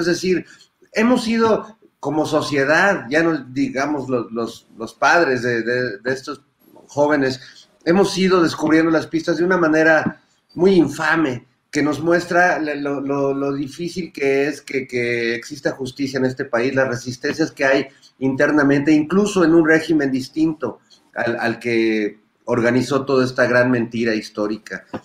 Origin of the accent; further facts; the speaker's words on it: Mexico; somos los mexicanos